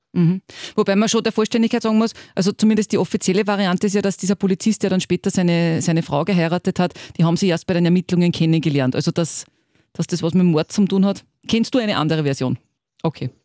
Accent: Upper Austria, Austria; zumindest hier bei uns in Oberösterreich

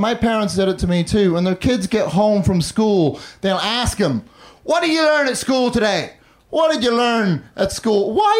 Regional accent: Northern Ireland, United Kingdom; also born or lived in London; I grew up in the north of Ireland and London, which is why now I have this dumb fucking accent.

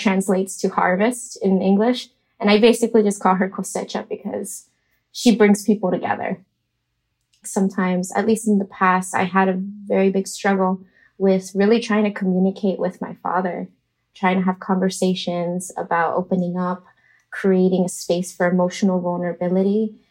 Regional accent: Miami, Florida, United States; moved away as an adult; now in New York City, United States; I was raised in Miami, Florida

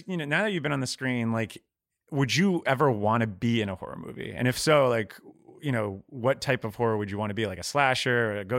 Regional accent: Florida, United States; I'm from Florida, so I used to have to drive from Tallahassee to Miami.

